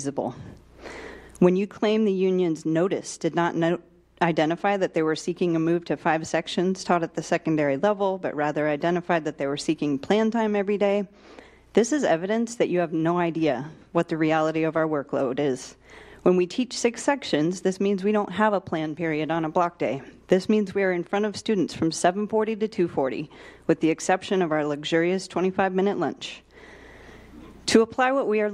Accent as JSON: {"language": "English", "town": "Shawnee Mission", "region": "Kansas", "country": "United States", "tie": "born or raised there", "also_born_or_lived": "San Diego", "moved": "as an adult", "said": "I was a Shawnee Mission K through 12 student"}